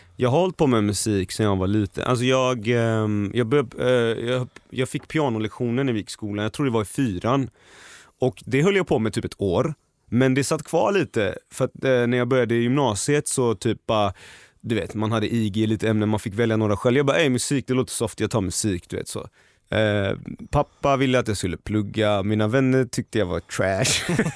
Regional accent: Gothenburg, Västra Götaland, Sweden; moved away as an adult; now in Stockholm, Sweden; Nu älskar jag Göteborg ännu mer för jag kommer tillbaka på helgerna. Jag, jag är där, jag träffar mina vänner, min familj

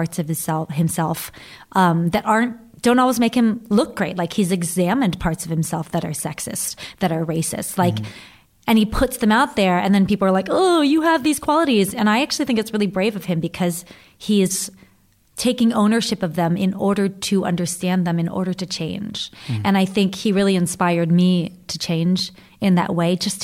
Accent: Southern or Central Virginia, United States; moved away; growing up in Southern or Central Virginia

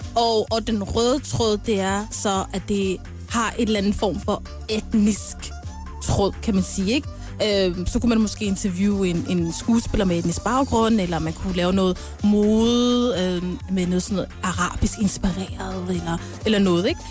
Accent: Denmark; Eller, jeg er fra Danmark. Øh, jeg føler opvokset her i Danmark

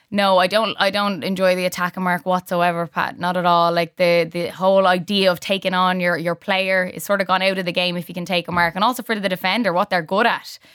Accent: Ireland; as Irish

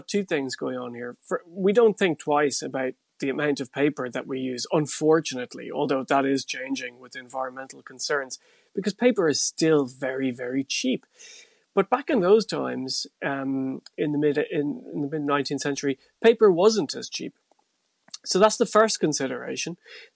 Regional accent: North Tipperary, Ireland; When I grew up in North Tipperary

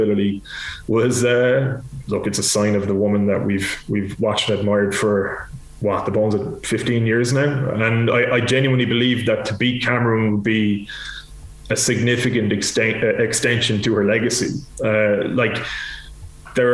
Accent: Ireland; But as an Irish sports fan, I'd love nothing more than if she was to win this and just walk away

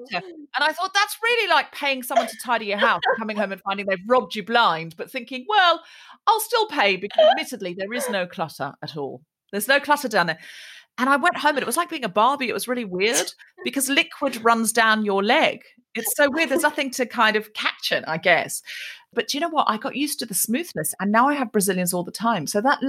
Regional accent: Australia; moved away as an adult; now in United Kingdom; I was raised in Australia and then I moved to Britain as a grown-up and I went to uni over here.

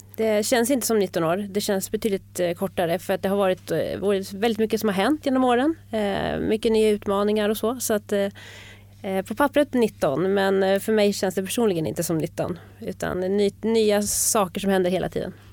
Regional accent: Bergslagen, Sweden; moved away as an adult; now in Stockholm, Sweden; Jag är uppväxt i Bergslagen eh, och kom hit till Stockholm

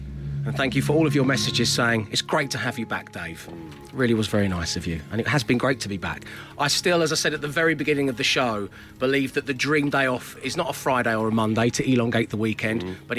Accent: London, United Kingdom; growing up in Southeast London.

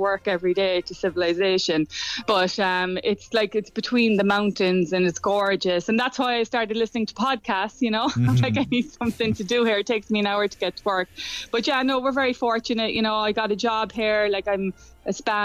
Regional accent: Ireland; also born or lived in Boston, United States; now in Oregon, United States

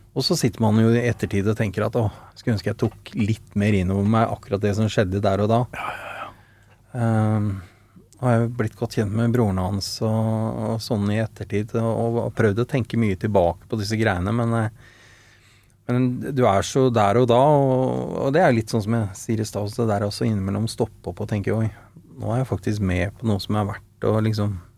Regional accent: Oslo, Norway; Født og oppvokst ved Sankthanshaugen, Frimannskate, og bor der fortsatt

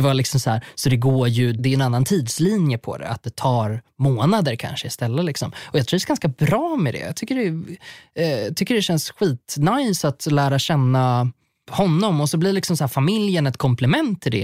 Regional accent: Sweden; now in Stockholm, Sweden; jag kommer från landet

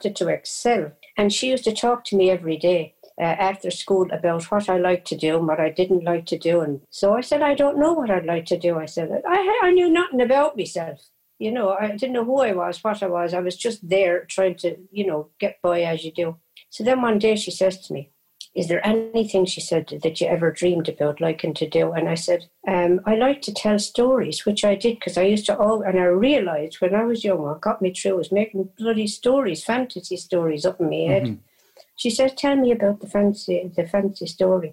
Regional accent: a town near Waterford, Munster, Ireland; born or raised there; also born or lived in Cork

